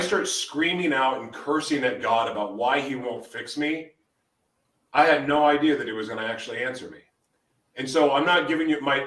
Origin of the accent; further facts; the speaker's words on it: Oklahoma City, Oklahoma, United States; moved away; also born or lived in Hawaii; I grew up in Oklahoma City um, hmm. before I moved away.